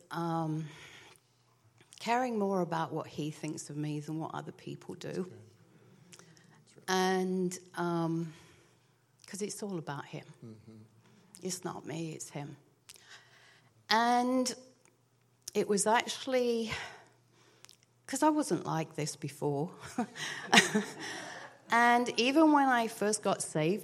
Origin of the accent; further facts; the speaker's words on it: England, United Kingdom; moved away; I grew up in England. And, you know, in England, we're kind of reserved